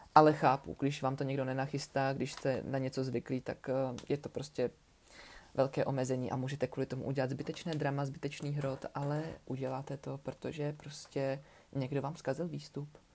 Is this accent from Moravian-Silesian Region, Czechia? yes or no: yes; Ostrava, Moravian-Silesian Region, Czechia; u nás v Ostravě